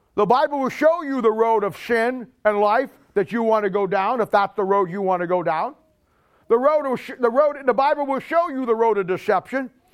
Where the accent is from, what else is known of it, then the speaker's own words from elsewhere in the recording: United States; we as American Christians